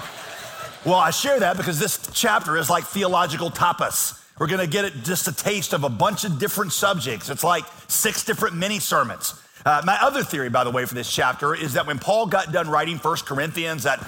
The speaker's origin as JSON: {"language": "English", "town": "Yadkinville", "region": "North Carolina", "country": "United States", "moved": "yes", "said": "I'm from Yakinville"}